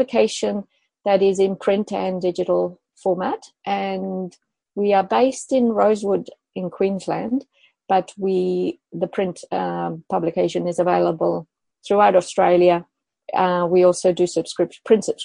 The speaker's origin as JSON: {"language": "English", "town": "Madrid", "region": "Community of Madrid", "country": "Spain", "tie": "born or raised there", "said": "I was born in Madrid in Spain"}